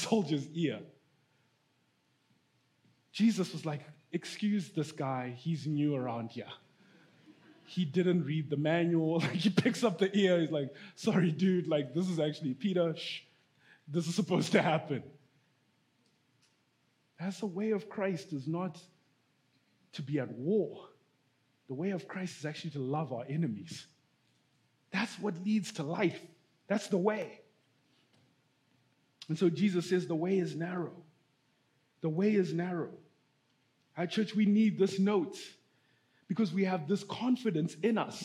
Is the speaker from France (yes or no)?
no; Zimbabwe; moved away; I'm from Zimbabwe, right? I'm from Africa